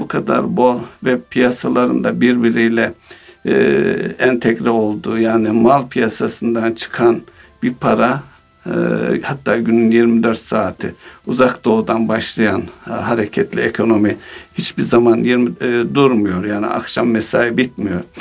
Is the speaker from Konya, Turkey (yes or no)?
yes; Konya, Turkey; moved away; Memleketimde olduğum için